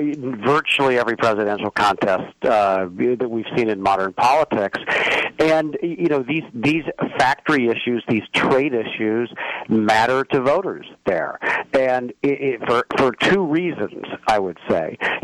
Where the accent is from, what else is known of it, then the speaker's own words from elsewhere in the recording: Indiana, United States; moved away; also born or lived in Pennsylvania; I'm from Indiana. I went to college in Pennsylvania.